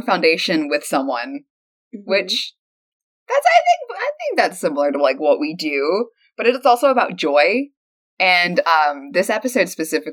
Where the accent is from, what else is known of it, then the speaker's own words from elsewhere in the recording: the South, United States; accent: southern; I have a perhaps heavier southern accent than I think I have.